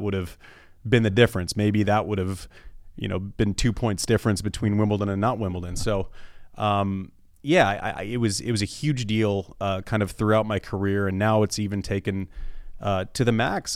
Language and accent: English; United States; as an American